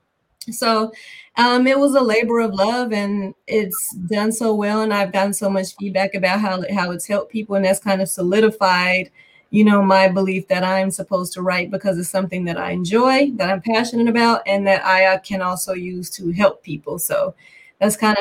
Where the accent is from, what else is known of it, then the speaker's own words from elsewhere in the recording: Gary, Indiana, United States; I grew up in Gary and I went to school at Valparaiso University